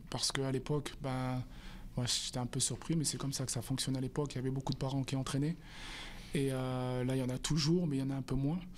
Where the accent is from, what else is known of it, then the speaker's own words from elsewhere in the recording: southern France, France; parce que je suis originaire du sud de la France d'aller jouer jouer dans le sud de la France